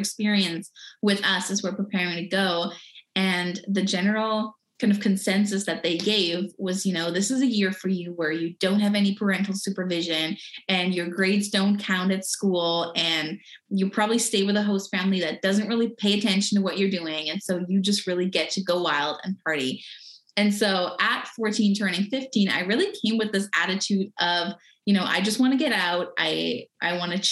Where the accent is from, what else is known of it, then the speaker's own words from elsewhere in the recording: Germany; I was born and raised in Germany